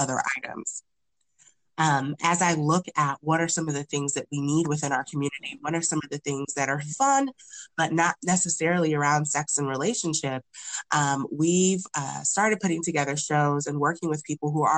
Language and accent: English; United States; also born or lived in Nigeria (ancestry); growing up as a first gen Nigerian